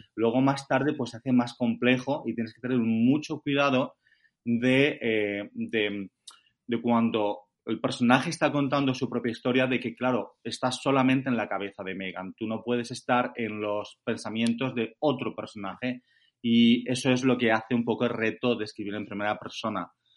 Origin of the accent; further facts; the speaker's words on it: Valencian Community, Spain; moved away as an adult; also born or lived in Denmark / England; now in United Kingdom; Acento no tengo, soy valenciano, o sea que me fui hace más de 20 años